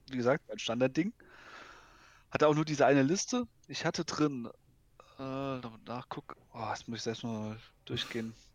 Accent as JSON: {"language": "German", "region": "Baden-Württemberg", "country": "Germany", "said": "ich komme ja eher aus dem Süden Deutschland, also aus mhm. Baden-Württemberg"}